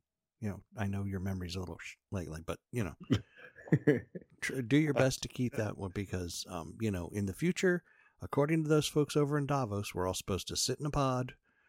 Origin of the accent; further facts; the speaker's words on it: Ireland; as an Irishman.